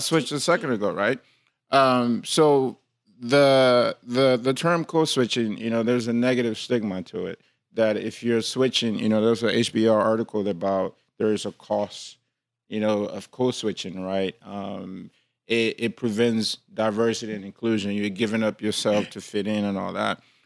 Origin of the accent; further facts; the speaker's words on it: Liberia; moved away; I'm, you know, West African or I'm from Liberia